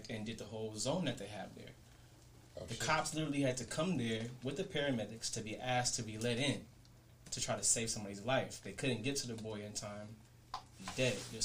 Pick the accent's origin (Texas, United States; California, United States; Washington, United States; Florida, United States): California, United States; Los Angeles; I come from Florence, Fifth Avenue, Florence